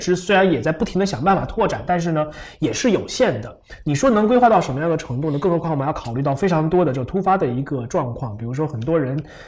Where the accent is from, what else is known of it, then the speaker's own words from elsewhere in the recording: Fujian, China; 我是福建人